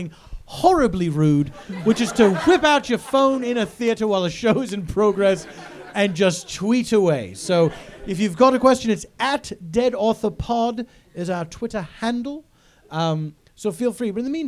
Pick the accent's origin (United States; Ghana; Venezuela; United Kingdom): United Kingdom; And I say this as a British person.